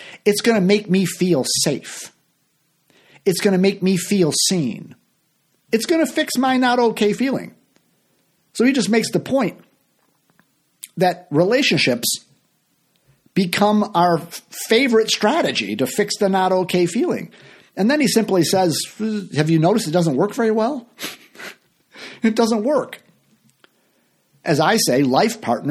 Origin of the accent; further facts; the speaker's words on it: Chicago, Illinois, United States; I mostly play locally here in my hometown of Chicago